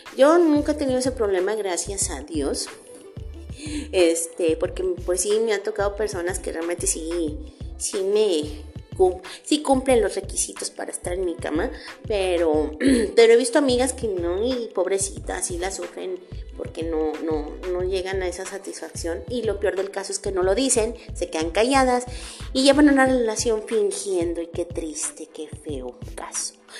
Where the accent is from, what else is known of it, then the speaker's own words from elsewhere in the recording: Tampico, Tamaulipas, Mexico; moved away; Tampico, Tamaulipas, mi tierra natal